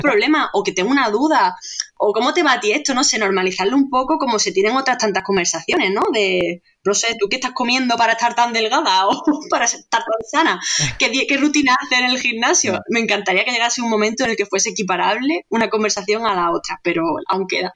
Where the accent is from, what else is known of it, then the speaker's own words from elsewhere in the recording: Andalusia, Spain; como soy andaluza, pues lo pronuncio como aquella, de aquella manera